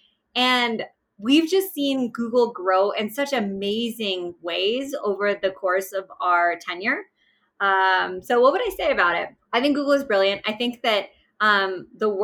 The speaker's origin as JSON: {"language": "English", "country": "Pakistan", "tie": "born or raised there", "moved": "yes", "said": "I am originally Pakistani. So I was born in Pakistan and my father is a traditional Pakistani man"}